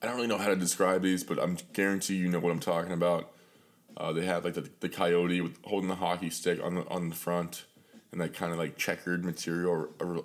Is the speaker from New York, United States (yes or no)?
no; Pittsburgh, Pennsylvania, United States; born and raised in Pittsburgh